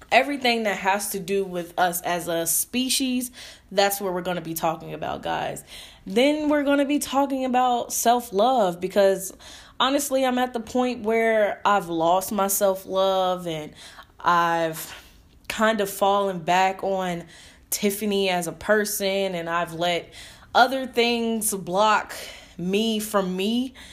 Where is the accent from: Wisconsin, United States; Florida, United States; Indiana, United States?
Indiana, United States; Indianapolis; moved away; I moved back to Indianapolis, Indiana, my hometown